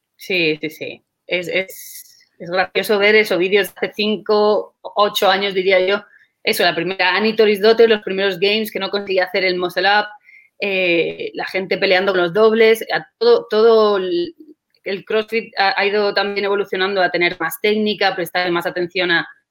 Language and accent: Spanish; Segovia, Castile and León, Spain; moved away as an adult; now in Qatar; yo soy originalmente, yo soy de España, yo soy de, Segovia, de una ciudad cerquita de Madrid, pero ahora mismo me encuentro en Qatar